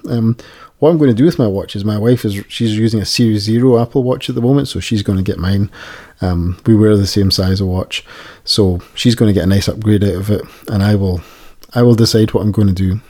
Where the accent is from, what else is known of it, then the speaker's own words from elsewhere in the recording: Scotland, United Kingdom; accent: Scottish; my Scottish accent